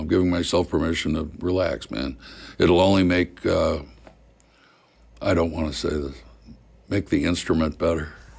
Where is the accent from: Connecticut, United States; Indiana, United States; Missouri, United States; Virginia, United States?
Missouri, United States; moved away as an adult; also born or lived in New York; I'm a hick from Missouri